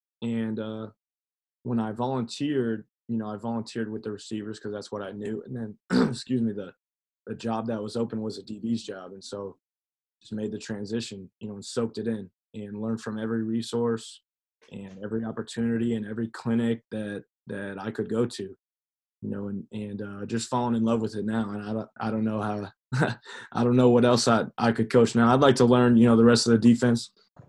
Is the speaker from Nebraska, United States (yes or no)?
yes; Omaha, Nebraska, United States; You know, I never was. I could appreciate it, you know, because that's where I was.